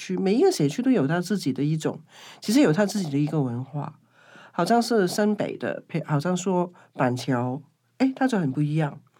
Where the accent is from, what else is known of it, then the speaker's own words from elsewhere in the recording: Kowloon, Hong Kong; now in Taipei, Taiwan; 其实蛮像我小时候住在香九龙九龙的一个弥敦道，